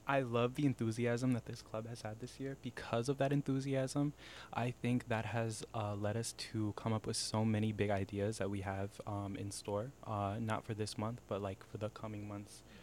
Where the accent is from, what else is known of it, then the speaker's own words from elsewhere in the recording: Iowa, United States; growing up in Iowa, there are times where as a Latino, you feel very separated